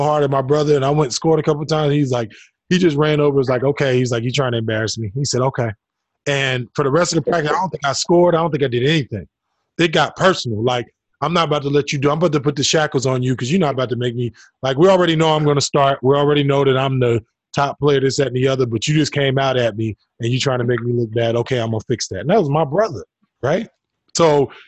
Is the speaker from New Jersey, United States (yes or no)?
yes; New Jersey, United States; I grew up in New Jersey